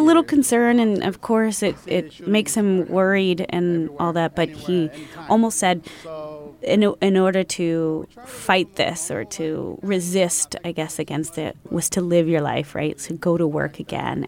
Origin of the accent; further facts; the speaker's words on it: San Antonio, Texas, United States; now in San Francisco Bay Area, United States; I'm from San Antonio.